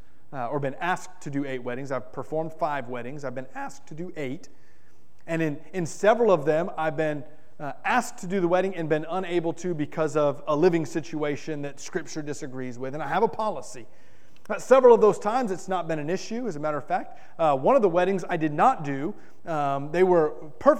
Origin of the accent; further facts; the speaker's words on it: Miami, Florida, United States; I grew up in South Florida. And in South Florida, I may be the only person who's ever grown up in Miami, Florida